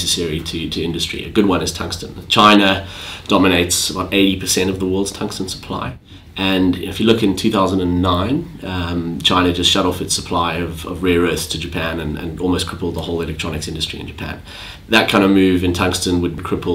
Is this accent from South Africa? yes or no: yes; South Africa; now in London, United Kingdom; I'm originally South African, been in London for a long time